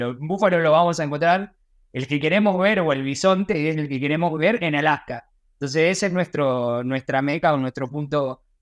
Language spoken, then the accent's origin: Spanish; Río Grande, Tierra del Fuego, Argentina; soy, tengo 35 años, nacido y criado en Río Grande, eh, nacido en en el momento que Tierra del Fuego todavía no era provincia, era territorio nacional